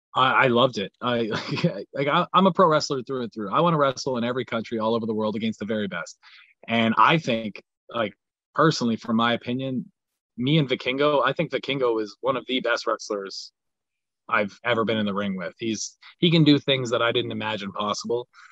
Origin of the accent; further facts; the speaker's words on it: Canada; I have a lot of pride in being Canadian